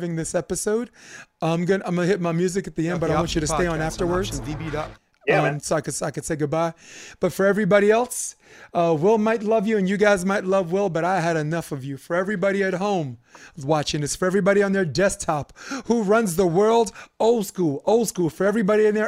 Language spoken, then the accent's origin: English; New York City, New York, United States; also born or lived in Harlem; when I grew up in Brooklyn